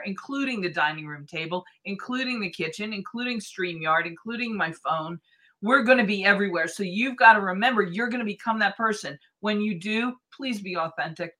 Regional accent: Boston, Massachusetts, United States; now in North Vancouver, Canada; I grew up in Boston

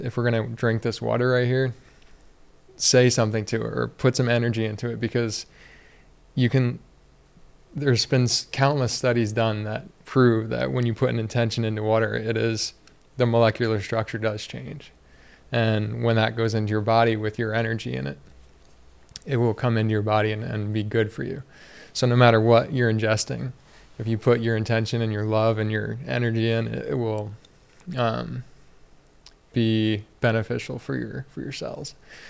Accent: United States; And for me, being a man and, you know, growing up in the United States, and like, you got to be tough.

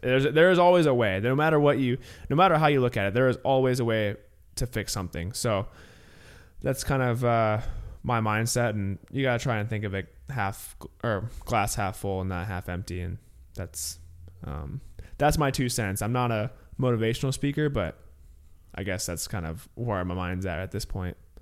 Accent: Illinois, United States; growing up in Illinois, um, I went to sc-, public school through eighth grade

